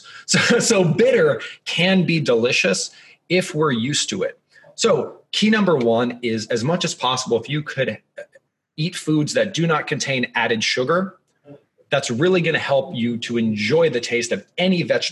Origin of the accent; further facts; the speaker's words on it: Columbus, Ohio, United States; I'm from the Midwest. I'm from Columbus, Ohio.